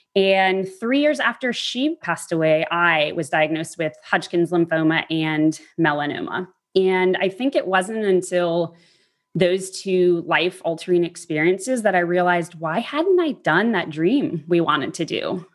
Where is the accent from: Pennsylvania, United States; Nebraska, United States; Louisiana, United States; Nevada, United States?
Louisiana, United States; New Orleans; I grew up in New Orleans